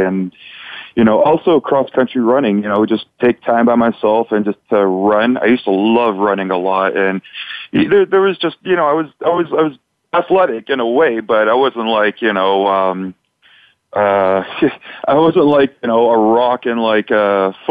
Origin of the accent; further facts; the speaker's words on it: Canada; You know, I'm from Canada.